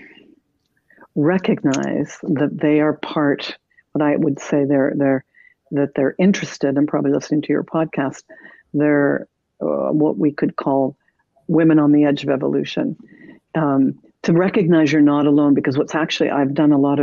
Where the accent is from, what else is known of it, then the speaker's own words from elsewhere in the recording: Canada; moved away as an adult; now in United States; I am Canadian